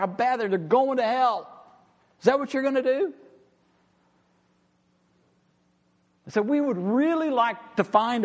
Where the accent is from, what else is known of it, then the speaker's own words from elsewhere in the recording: Amarillo, Texas, United States; I grew up in Amarillo